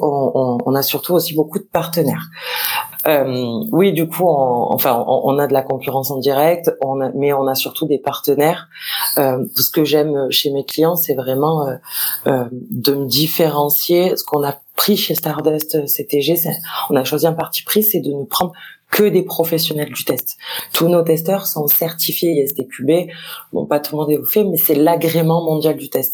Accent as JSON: {"language": "French", "town": "Marseille", "region": "Provence-Alpes-Côte d'Azur", "country": "France", "tie": "born or raised there", "said": "je suis marseillaise de pure, souche."}